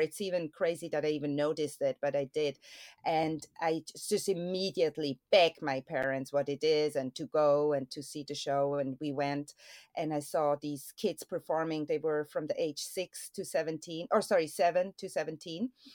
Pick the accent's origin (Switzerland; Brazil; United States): Switzerland; moved away; I'm born and raised there